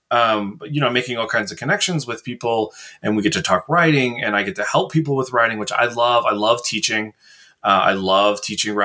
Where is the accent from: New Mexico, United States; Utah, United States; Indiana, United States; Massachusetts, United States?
Indiana, United States; we're both from Indiana